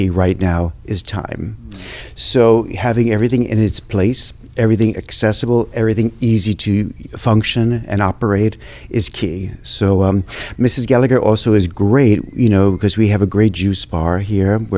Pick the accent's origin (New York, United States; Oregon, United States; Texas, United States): New York, United States; accent: New York; moved away as an adult; now in Washington, D.C., United States; it's my accent, that I'm from New York